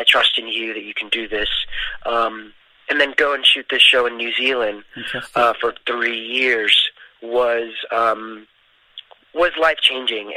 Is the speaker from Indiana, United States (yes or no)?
no; New York City, New York, United States; moved away as an adult; now in Los Angeles, United States; I'm originally from New York City, South Bronx, Puerto Rican. Moved to Los Angeles, became an adult